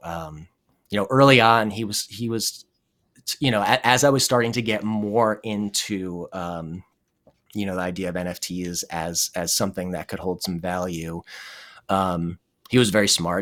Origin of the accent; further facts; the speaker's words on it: New Jersey, United States; moved away as an adult; also born or lived in Madison, Wisconsin / Burlington, Vermont; I'm from New Jersey